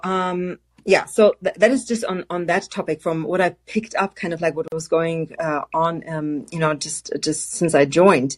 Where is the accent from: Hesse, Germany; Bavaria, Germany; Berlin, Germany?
Hesse, Germany; Frankfurt; moved away; I grew up and studied in Frankfurt, Germany